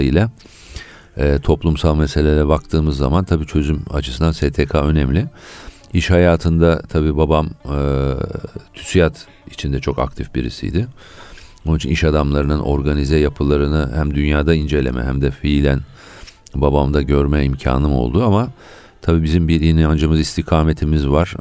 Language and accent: Turkish; Ankara, Turkey; also born or lived in United Kingdom / United States; ben 1960 Ankara doğumluyum. Baba tarafından Gaziantep'liyim. Annem İstanbullu.